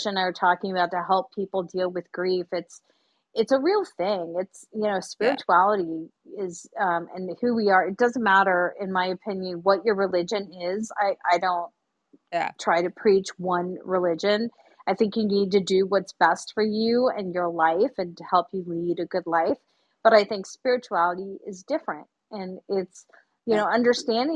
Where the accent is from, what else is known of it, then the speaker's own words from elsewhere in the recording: South Florida, United States; now in California, United States; I'm from South Florida. I'm living in California